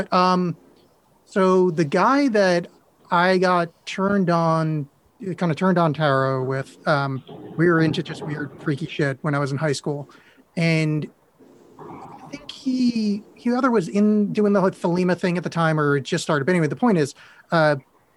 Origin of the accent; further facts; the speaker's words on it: United States; I grew up right outside of Manhattan